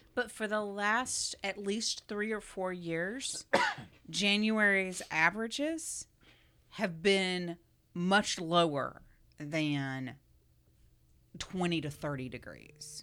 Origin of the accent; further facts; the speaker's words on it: South Florida, United States; growing up in South Florida